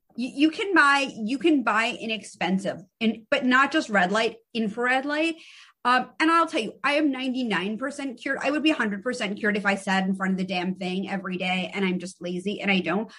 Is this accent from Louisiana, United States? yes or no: no; New York City, New York, United States; I'm from the Upper East Side of Manhattan. I went to an all girls private school